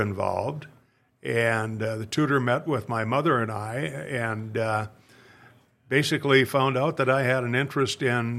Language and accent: English; East Grand Forks, Minnesota, United States; born and raised in East Grand Forks, went to school 12 years at Sacred Heart